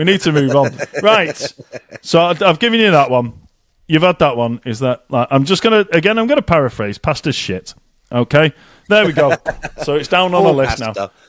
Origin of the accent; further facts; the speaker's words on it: Malaysia; I'm Malaysian, I love rice and I love soy sauce